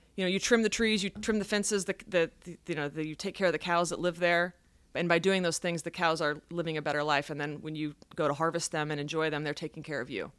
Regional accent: Dallas, farm in North Texas, United States; I grew up in Dallas, but when I was about ten, my parents moved us to a farm.

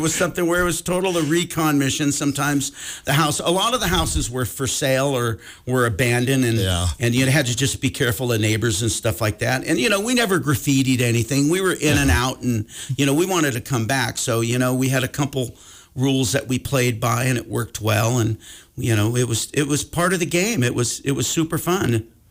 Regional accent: Sacramento, California, United States; now in Montana, United States; born and raised in Sacramento

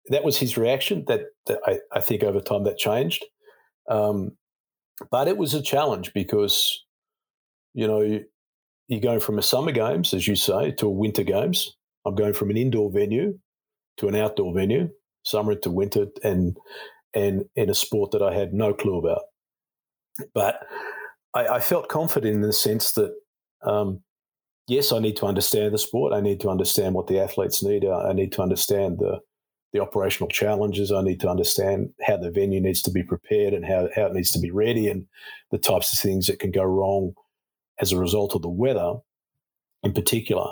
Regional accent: Australia; moved away; I'm an Australian

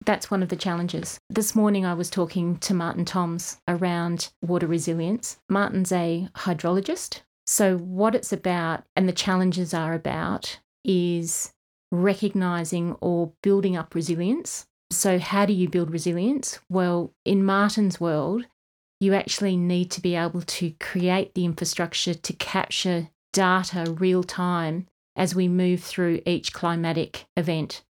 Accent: Kununurra, Western Australia, Australia; also born or lived in Asia; now in Armidale, Australia; I was born in the East Kimberley, Kununurra, and then went to boarding school

